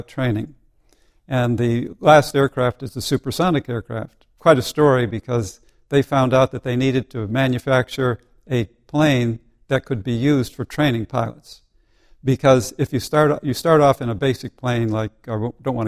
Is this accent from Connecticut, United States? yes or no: yes; Seymour, Connecticut, United States; Seymour, Connecticut was the place where I grew up